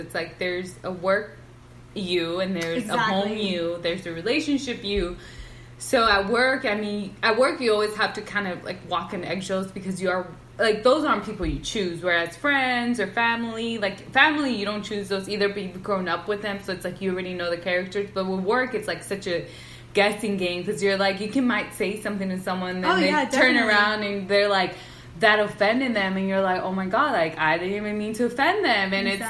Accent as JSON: {"language": "English", "region": "California", "country": "United States", "said": "because we're from Southern California, exactly."}